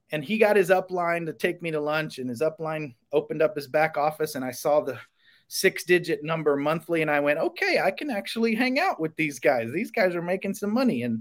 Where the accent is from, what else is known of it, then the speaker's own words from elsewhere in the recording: Florida, United States; I grew up in Florida. I grew up in the the redneck part of Florida. I'm a very proud American.